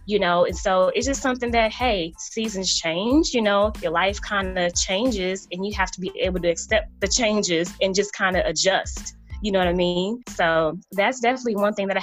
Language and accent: English; New York City, New York, United States; I grew up in New York, in the heart of Harlem.